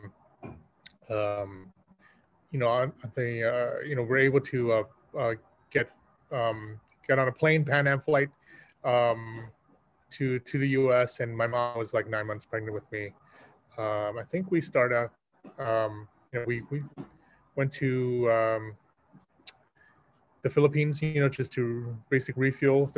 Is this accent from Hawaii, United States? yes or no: yes; Hawaii, United States; also born or lived in Arizona; Growing up in Hawaii, I was a Vietnamese